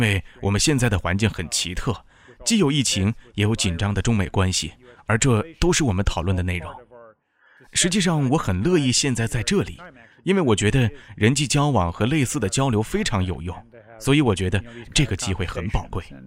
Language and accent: Chinese; United States; moved away as an adult; also born or lived in Egypt; now in Chengdu, China; 我们来自美国